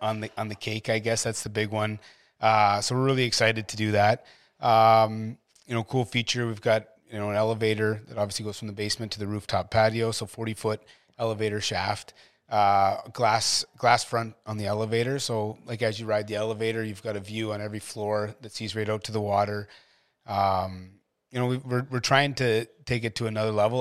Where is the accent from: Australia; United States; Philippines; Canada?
Canada; Ottawa, Ontario; moved away as an adult; I came from Ottawa